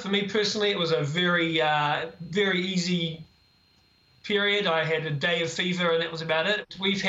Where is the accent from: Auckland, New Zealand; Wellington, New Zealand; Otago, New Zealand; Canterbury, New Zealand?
Canterbury, New Zealand; Christchurch; now in Tel Aviv, Israel; I'm from Christchurch, and I live in Tel Aviv in Israel.